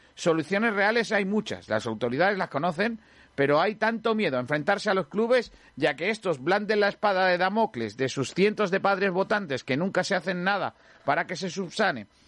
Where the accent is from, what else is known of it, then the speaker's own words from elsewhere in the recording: Rincón de la Victoria, Andalusia, Spain; en mi pueblo, el Rincón